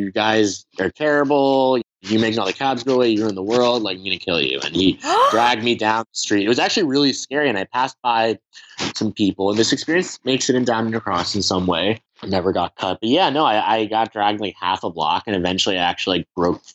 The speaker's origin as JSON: {"language": "English", "country": "United States", "said": "I am just as American as I am Iranian, if not more, because those have been my surroundings for 25 years"}